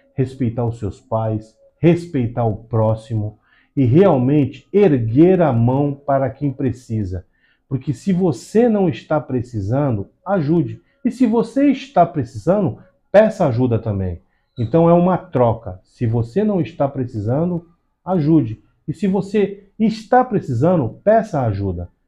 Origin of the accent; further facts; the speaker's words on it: Brazil; Eu sou nascido e criado aqui na Zona Noroeste